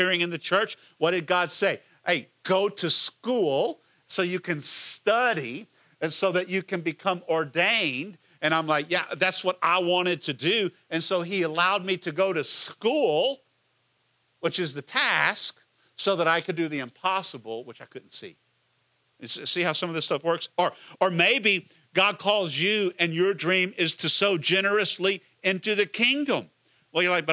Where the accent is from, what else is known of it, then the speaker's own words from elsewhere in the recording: Houston area, Texas, United States; moved away as an adult; also born or lived in Washington, D.C.; we get to build it in Ellington Field. And I'm in my hometown